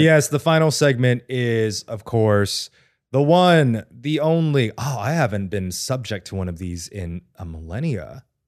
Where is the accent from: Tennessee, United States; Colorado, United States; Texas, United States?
Texas, United States; moved away; I've always thought about having a permanent residence in Texas near my hometown